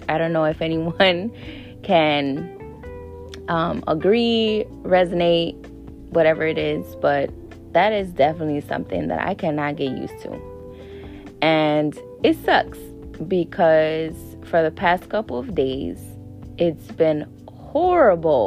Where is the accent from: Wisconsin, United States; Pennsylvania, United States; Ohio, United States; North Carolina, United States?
Wisconsin, United States; I was born and raised in Wisconsin.